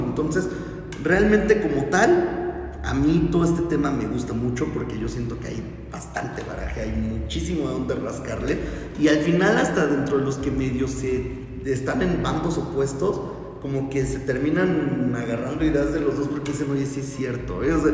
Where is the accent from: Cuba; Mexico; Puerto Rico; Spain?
Mexico; nosotros como buenos mexicanos